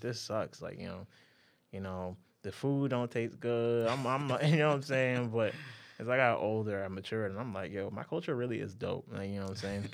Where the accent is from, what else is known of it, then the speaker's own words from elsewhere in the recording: Guyana; moved away; also born or lived in Harlem, New York City, United States; I was born in Harlem, but my parents kinda sent me back to Guyana when I was young, so, and we go back, like, almost every year